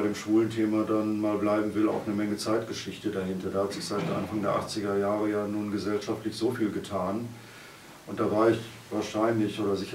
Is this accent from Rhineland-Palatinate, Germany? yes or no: no; Cologne, North Rhine-Westphalia, Germany; ich komme ja aus Köln, da waren einige Karnevale dazwischen.